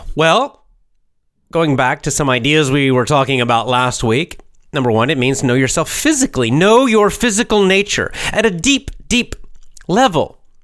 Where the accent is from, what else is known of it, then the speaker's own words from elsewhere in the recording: United States; I'm born in America